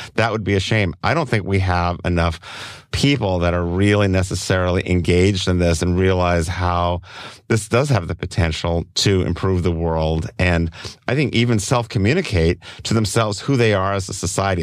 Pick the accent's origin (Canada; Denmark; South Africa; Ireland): Denmark; Copenhagen, Capital Region of Denmark; now in Oakland, United States; I grew up, I was originally from Copenhagen in, in Denmark.